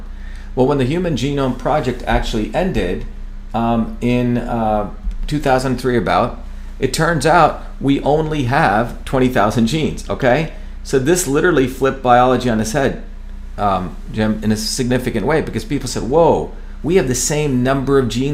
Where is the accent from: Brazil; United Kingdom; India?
India; moved away; I grew up in India